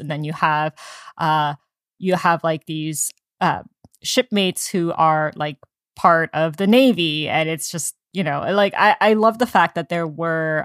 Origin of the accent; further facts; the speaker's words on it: United States; we're Asian American